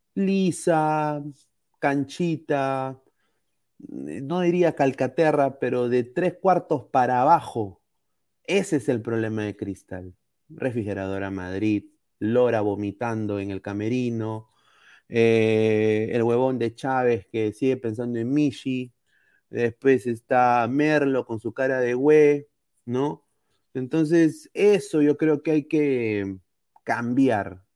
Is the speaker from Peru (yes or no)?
yes; Peru; como aficionado al fútbol peruano, como peruano